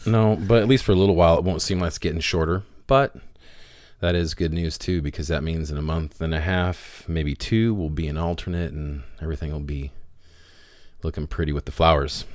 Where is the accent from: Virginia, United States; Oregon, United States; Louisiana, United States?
Oregon, United States; Rogue Valley; we're from the Rogue Valley